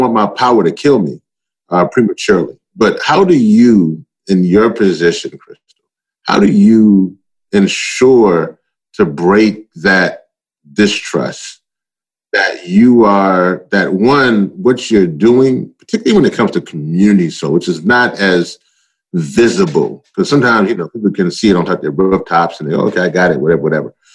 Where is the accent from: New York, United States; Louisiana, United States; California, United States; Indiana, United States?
Louisiana, United States; also born or lived in Maryland; now in Baltimore, United States; In my home state, it's called Cancer Alley.